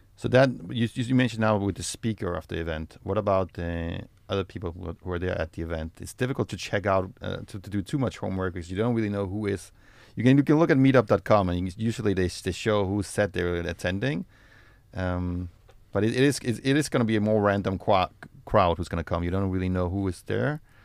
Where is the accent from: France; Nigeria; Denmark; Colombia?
Denmark; moved away as an adult; now in Israel; I'm from Denmark